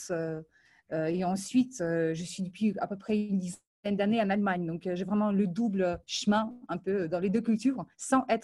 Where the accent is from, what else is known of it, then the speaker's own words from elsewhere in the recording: Ukraine; born there; also born or lived in Moldova; euh, je suis née en Ukraine, ensuite j'ai passé quelques années à Moldavie.